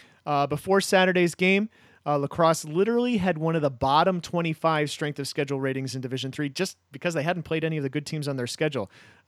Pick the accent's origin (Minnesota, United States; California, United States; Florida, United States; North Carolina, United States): Minnesota, United States; I'm from Minnesota.